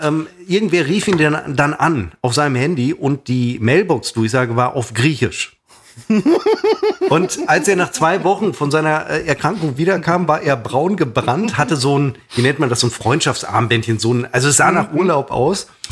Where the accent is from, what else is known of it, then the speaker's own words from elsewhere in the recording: Münster, North Rhine-Westphalia, Germany; bei uns in Münster